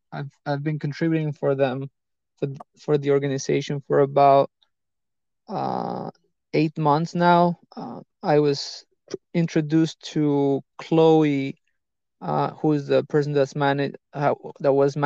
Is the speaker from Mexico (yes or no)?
yes; Mexico City, Mexico; moved away as an adult; also born or lived in Florida, United States; now in United States; I was born in Mexico City. I'm 26, and I moved to the States, to the US, about 8 years ago